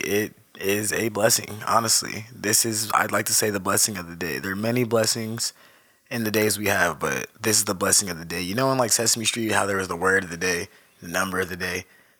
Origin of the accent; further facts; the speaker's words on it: Southern California, United States; also born or lived in Orange County / Moreno Valley / Riverside / Los Angeles; I'm from California, bro. Southern California. I like to say I'm a nomad, you know, a bit of a nomad. I've lived all over SoCal. I lived in Moreno Valley for a bit, Riverside. I stayed in LA with my auntie for a while.